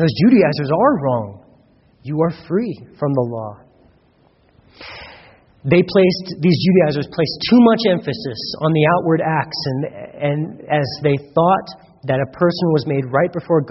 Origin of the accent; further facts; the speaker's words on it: United States; We've grown up in America